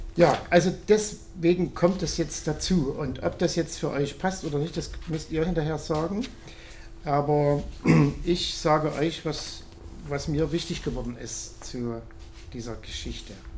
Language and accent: German; Kunstorf near Reichenbach, Saxony, Germany; moved away; In Kunstorf, wo ich herkomme, wo meine Mutter auch wohnt, bei Reichenbach, oder es gehört zu Reichenbach